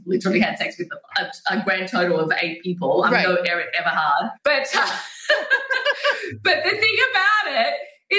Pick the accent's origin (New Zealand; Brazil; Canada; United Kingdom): Brazil; moved away; I grew up in Brazil